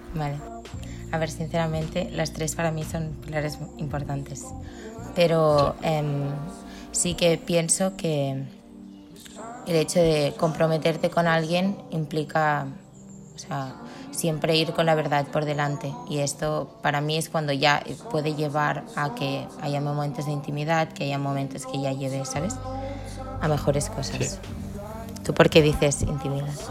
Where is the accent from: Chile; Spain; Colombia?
Spain; Barcelona, Catalonia; Soy de Barcelona